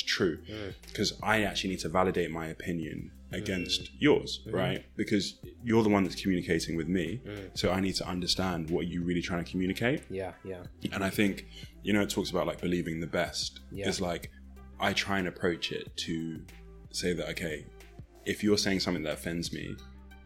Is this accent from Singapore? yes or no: no; Nigeria; being Nigerian, like, sometimes the way that we communicate can come across very sharp